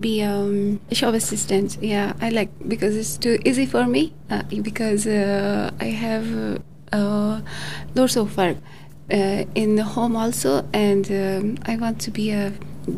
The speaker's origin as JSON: {"language": "English", "country": "Pakistan", "moved": "as an adult", "lives_now": "Australia", "said": "I'm from Pakistan."}